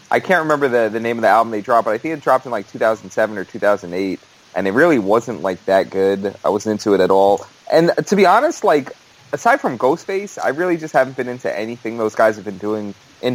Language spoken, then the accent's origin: English; New York City, New York, United States; born or raised there